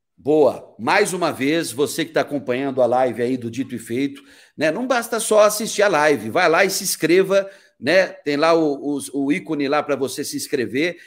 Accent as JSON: {"language": "Portuguese", "region": "São Paulo", "country": "Brazil", "also_born_or_lived": "Porto Alegre, Rio Grande do Sul", "moved": "yes", "lives_now": "Cuiabá, Brazil", "said": "mesmo sendo paulista"}